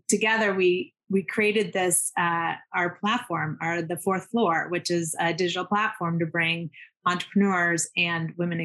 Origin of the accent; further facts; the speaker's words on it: Seattle, Washington, United States; also born or lived in Zurich, Switzerland / Manhattan, New York; now in New York, United States; moved to Seattle when I was two and grew up there